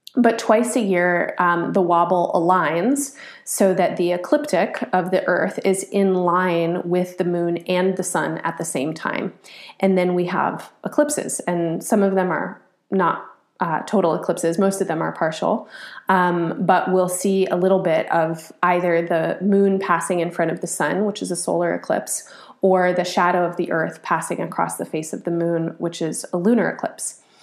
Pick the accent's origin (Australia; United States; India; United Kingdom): United States; as an American, as a product of this place. Um, I'm formed by it.